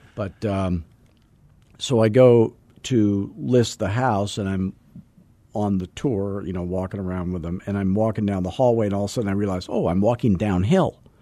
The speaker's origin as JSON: {"language": "English", "town": "Scottsdale", "region": "Arizona", "country": "United States", "said": "I'm from Scottsdale"}